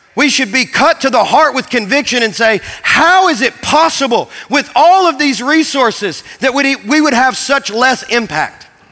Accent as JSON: {"language": "English", "region": "Kentucky", "country": "United States", "tie": "born or raised there", "said": "growing up in Kentucky"}